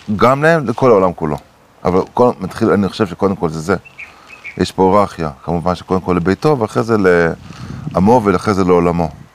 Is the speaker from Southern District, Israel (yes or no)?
no; Acre, Northern District, Israel; גדלתי בעכו